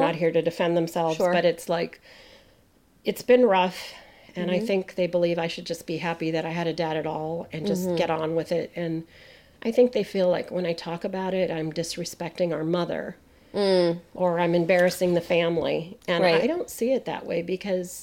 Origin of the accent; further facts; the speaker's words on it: United States; We're Canadian, and I'm a first generation American